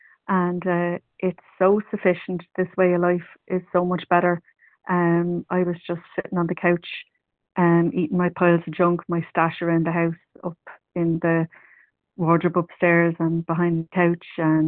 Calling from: County Meath, Leinster, Ireland; recovered compulsive overeater. I'm ringing from County Meath in Ireland.

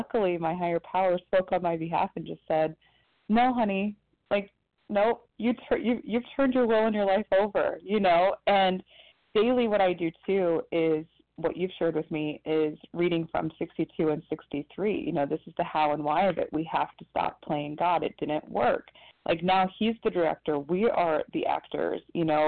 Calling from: Ohio, United States; calling from Ohio.

